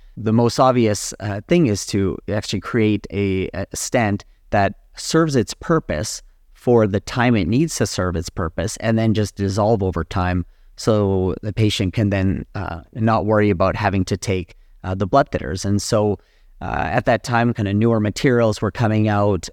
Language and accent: English; Calgary, Alberta, Canada; also born or lived in Ann Arbor, Michigan, United States / Edmonton, Alberta, Canada / Boston, Massachusetts, United States / Phoenix, Arizona, United States; I was born and raised in Calgary, Alberta